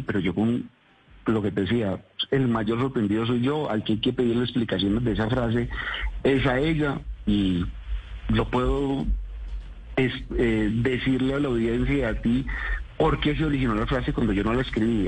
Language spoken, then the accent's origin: Spanish; Antioquia, Colombia; porque los dos somos antioqueños